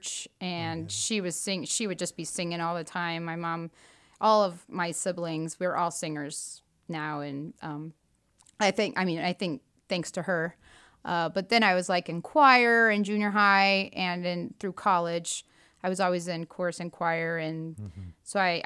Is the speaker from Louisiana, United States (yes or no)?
no; Clinton, Illinois, United States; moved away as an adult; also born or lived in Rockford, Illinois / Chicago, Illinois / Austin, Texas; I currently live in central Illinois in my hometown